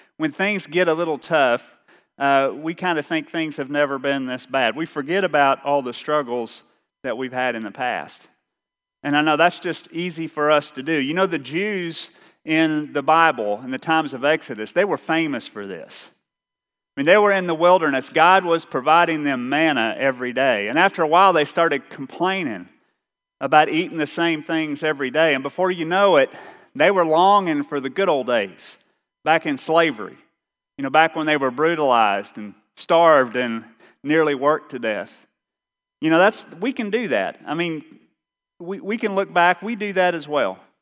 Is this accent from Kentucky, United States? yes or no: yes; Eastern Kentucky, United States; accent: Eastern Kentucky; my Eastern Kentucky accent